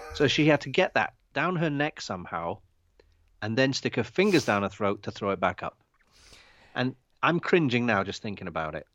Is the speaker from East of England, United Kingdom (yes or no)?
no; London, United Kingdom; We're both from North London.